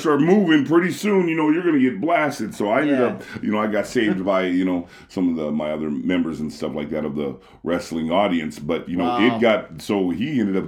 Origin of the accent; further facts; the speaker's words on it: United States; now in Japan; I'm actually from America